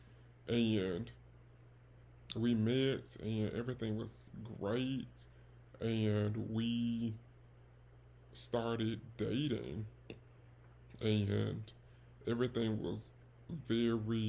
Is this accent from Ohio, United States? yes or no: no; Birmingham, Alabama, United States; I am from Alabama. I'm not from the West Coast. I'm from the South, if you could not tell. The 205 to be specific.